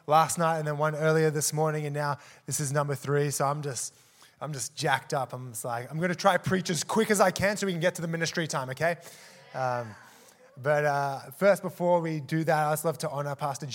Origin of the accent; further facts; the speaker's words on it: Australia; also born or lived in South Africa; I'm from South Africa, was born there, immigrated to Australia when I was four with my family, grew up there